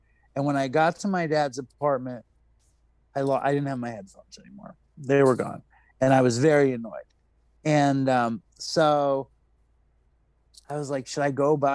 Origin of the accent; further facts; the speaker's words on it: New York City, New York, United States; I grew up in New York City